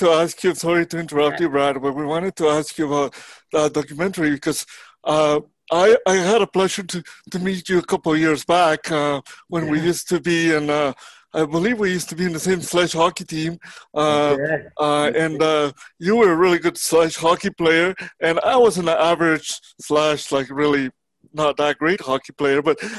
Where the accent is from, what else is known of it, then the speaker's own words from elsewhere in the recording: Mexico; moved away; I came from, as you know from my previous podcast, I came from Mexico.